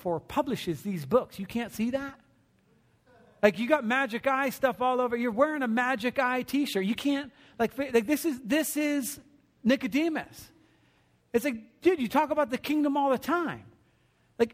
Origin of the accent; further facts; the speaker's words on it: New Jersey, United States; I was born in New Jersey